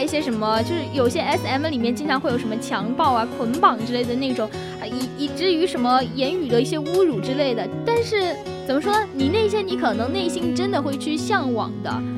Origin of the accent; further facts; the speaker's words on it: China; 其实我们中国人确实就还是比较传统的